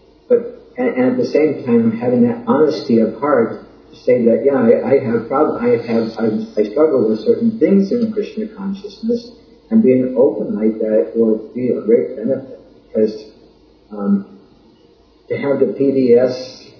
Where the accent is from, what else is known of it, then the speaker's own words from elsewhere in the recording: United States; I'm not too American. I just am American